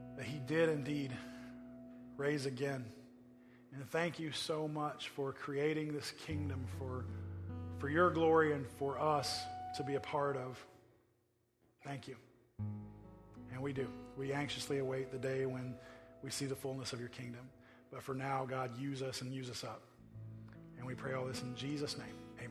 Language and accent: English; Oklahoma, United States; now in California, United States; I come from Oklahoma